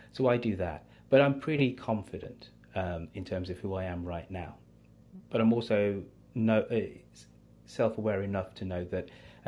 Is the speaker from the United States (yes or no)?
no; England, United Kingdom; you know, I'm English, so I own my story.